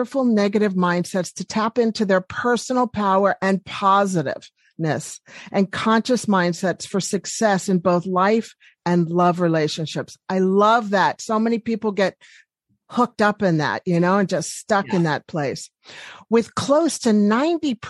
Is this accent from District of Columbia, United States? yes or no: yes; Washington, District of Columbia, United States; I'm from Washington, D.C.